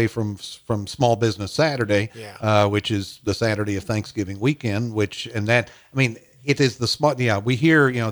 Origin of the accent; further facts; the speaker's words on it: Louisiana, Missouri, United States; I was born in Louisiana